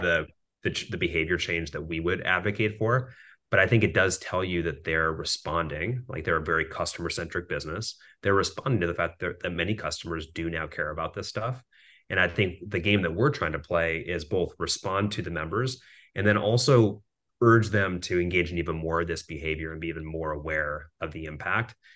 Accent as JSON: {"language": "English", "town": "Minneapolis", "region": "Minnesota", "country": "United States", "tie": "born or raised there", "said": "So I grew up in Minneapolis, Minnesota"}